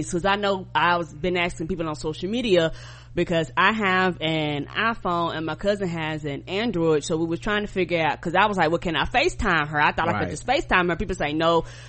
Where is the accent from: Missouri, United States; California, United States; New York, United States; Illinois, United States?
New York, United States; Albany; born there; because I was born in Albany, New York, and so when I was born